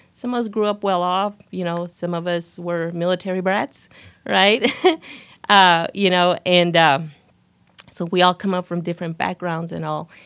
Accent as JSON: {"language": "English", "town": "El Paso", "region": "Texas", "country": "United States", "tie": "born or raised there", "moved": "as an adult", "lives_now": "Waco, United States", "said": "I'm actually born and raised in El Paso, Texas"}